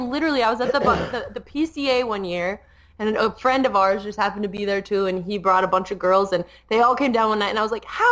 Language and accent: English; Colorado, United States; now in Las Vegas, United States; I grew up in Colorado